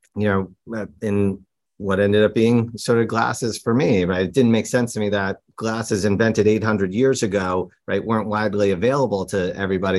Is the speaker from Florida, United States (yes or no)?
no; New York City, New York, United States; growing up in New York. I just lived at home with my parents